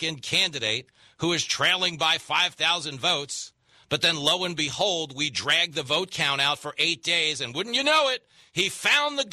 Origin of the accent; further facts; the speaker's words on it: Levittown, New York, United States; I grew up in Levittown, New York, which was the biggest World War II settlement